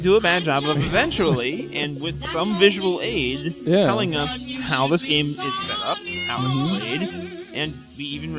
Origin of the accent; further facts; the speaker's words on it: United States; being American